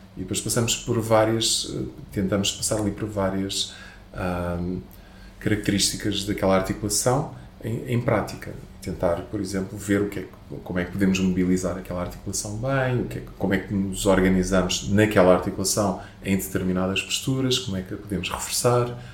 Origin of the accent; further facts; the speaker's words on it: Portugal; Mas eu também sou latino, não é? Eu também sou daqui